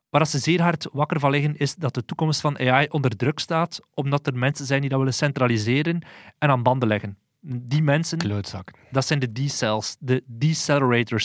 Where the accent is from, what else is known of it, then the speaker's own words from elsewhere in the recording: Flanders, Belgium; ons als Vlamingen